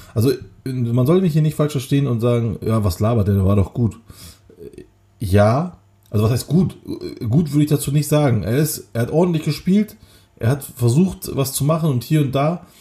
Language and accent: German; Kocaeli, Turkey; moved away; aus Kocaeli, meiner Heimatstadt